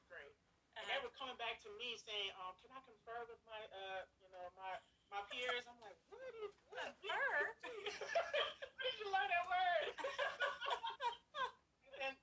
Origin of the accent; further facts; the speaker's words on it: Liberty, North Carolina, United States; moved away as an adult; also born or lived in Blacksburg, Virginia; I grew up in Liberty, North Carolina